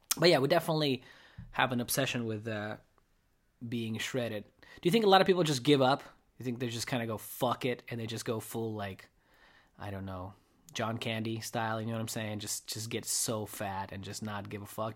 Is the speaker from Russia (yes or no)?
yes; Russia; now in United States; I grew up in Russia